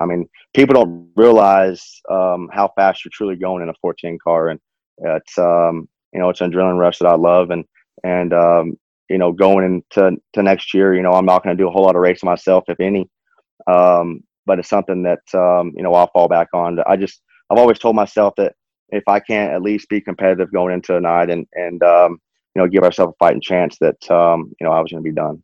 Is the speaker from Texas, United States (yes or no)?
yes; Odessa, Texas, United States; growing up in West Texas, racing's not huge